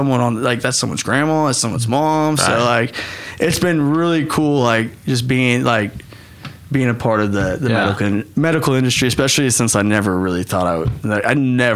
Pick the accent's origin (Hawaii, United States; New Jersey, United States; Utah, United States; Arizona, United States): Hawaii, United States; I mean, you know, I'm a Hawaiian. I have the Hawaiian blood. I need the sun on me.